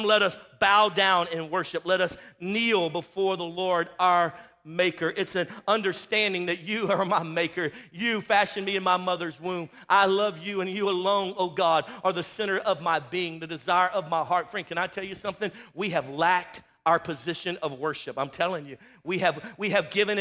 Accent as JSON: {"language": "English", "region": "Louisiana", "country": "United States", "tie": "born or raised there", "moved": "yes", "said": "I'm from Louisiana"}